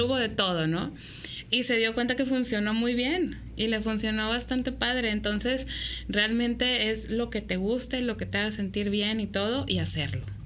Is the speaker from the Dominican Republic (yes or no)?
no; Mexico; como mexicanos